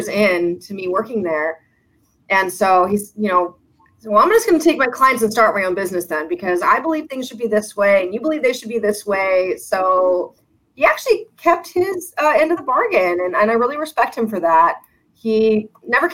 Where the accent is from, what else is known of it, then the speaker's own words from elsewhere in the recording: Las Vegas, Nevada, United States; moved away as an adult; also born or lived in Arizona; now in San Diego, United States; I grew up in Las Vegas